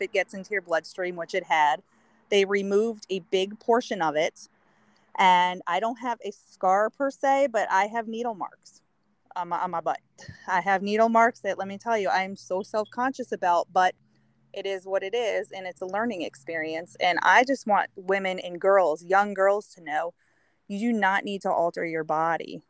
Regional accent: New York, United States; moved away; also born or lived in Connecticut; I grew up in New York

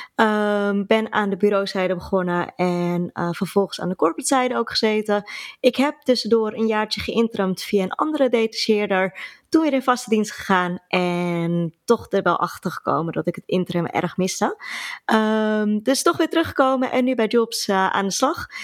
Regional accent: Alkmaar, North Holland, Netherlands; ik kom uit Alkmaar.

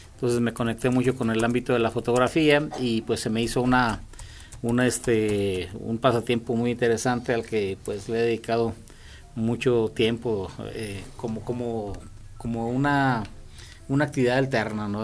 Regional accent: Loreto, Zacatecas, Mexico; mi padre es cronista del pueblo donde yo nací y pues él en mm, muchas ocasiones me invitaba a sus visitas de Loreto Zacatecas

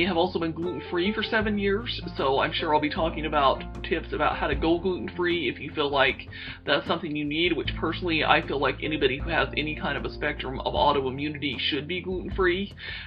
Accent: Salt Lake City, Utah, United States; moved away as an adult; also born or lived in Wyoming / Indiana; I'm originally from Salt Lake City, Utah. That is actually where I still currently live

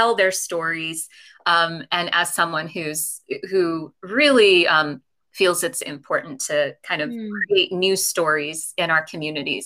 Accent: California, United States; also born or lived in London; now in New York, United States; I was born in London, but then I grew up in California

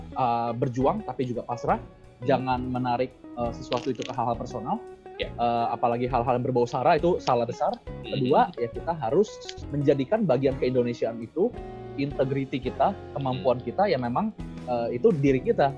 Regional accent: Indonesia; kita ini semua orang Indonesia

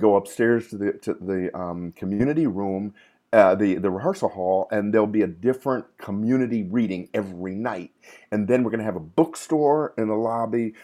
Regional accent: Camden, New Jersey, United States; also born or lived in Trinidad; growing up in Camden

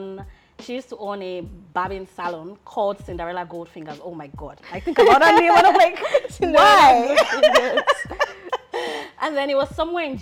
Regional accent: Lagos, Nigeria; moved away as an adult; also born or lived in Abuja / Osun State; I grew up in Lagos

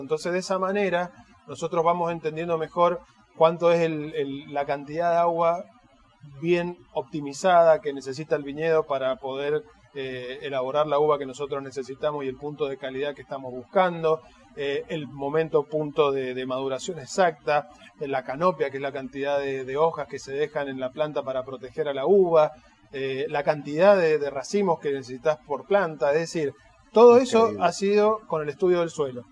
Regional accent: Mendoza, Argentina; nosotros somos originarios todos de Mendoza.

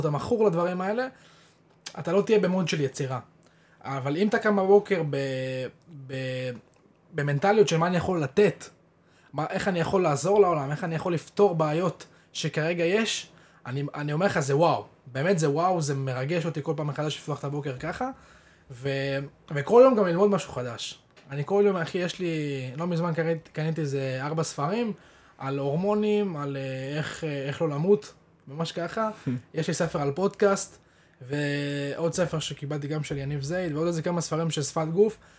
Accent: Israel; אנחנו כישראלים

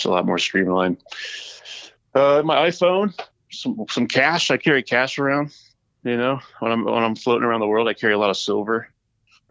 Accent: California, United States; I'm from California

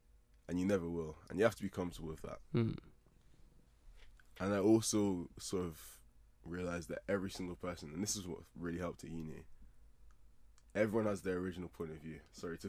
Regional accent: Nigeria; I'm a Nigerian guy.

